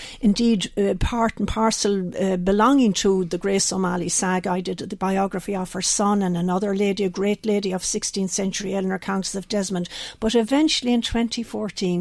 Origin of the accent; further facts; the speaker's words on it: Connacht, Ireland; I'm from the west of Ireland. You perhaps know that from my accent.